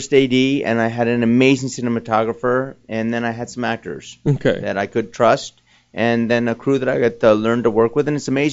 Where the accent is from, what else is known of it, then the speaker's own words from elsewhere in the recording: New Jersey, United States; I'm from Jersey